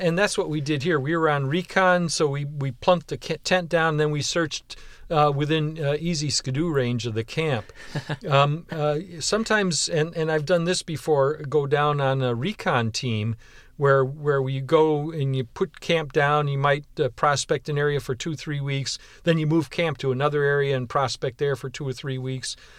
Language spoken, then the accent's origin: English; Western New York, United States; now in Houston, United States; I was born and raised in Western New York